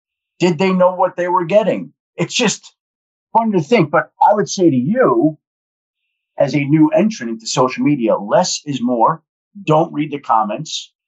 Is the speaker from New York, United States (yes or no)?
yes; Long Island, New York, United States; I grew up on Long Island.